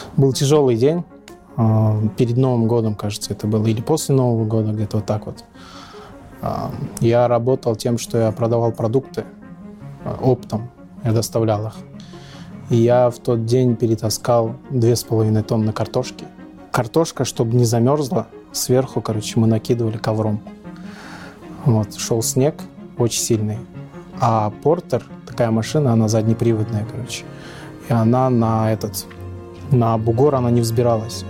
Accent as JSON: {"language": "Russian", "town": "Bishkek", "country": "Kyrgyzstan", "said": "я из Бишкека, из Кыргызстана"}